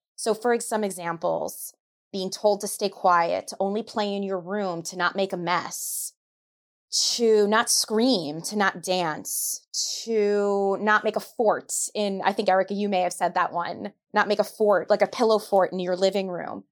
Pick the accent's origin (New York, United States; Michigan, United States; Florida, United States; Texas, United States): New York, United States; I'm a New Yorker